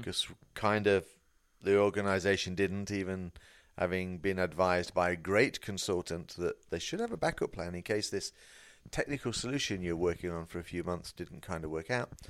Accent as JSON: {"language": "English", "country": "United Kingdom", "said": "I'm British"}